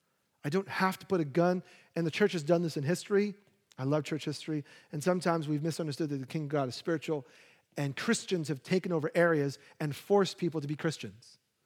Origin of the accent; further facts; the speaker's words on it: New York, United States; I, being a New Yorker and having no handy skills, I wanted grass. You know, like, I grew up, we had a little plot of grass, so I want a little plot of grass.